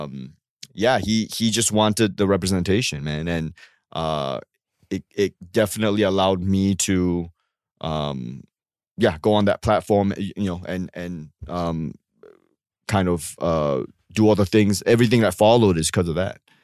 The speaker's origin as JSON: {"language": "English", "country": "Singapore", "tie": "born or raised there", "also_born_or_lived": "Australia / New York", "moved": "as an adult", "lives_now": "United States", "said": "I was growing up in Singapore, and then I went to Australia for law school"}